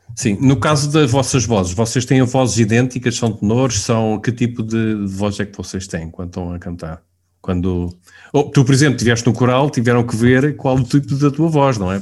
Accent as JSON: {"language": "Portuguese", "town": "Queluz", "region": "Lisbon", "country": "Portugal", "said": "eu sou aqui de Queluz"}